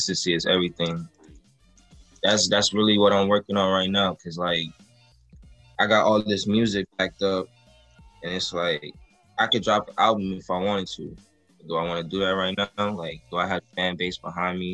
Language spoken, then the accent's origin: English; Florida, United States; I'm from Florida.